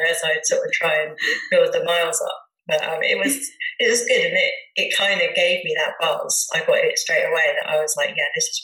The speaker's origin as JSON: {"language": "English", "area": "Dorset", "region": "South West England", "country": "United Kingdom", "tie": "born or raised there", "also_born_or_lived": "Bournemouth / Hereford", "said": "my mum brought me back to Dorset."}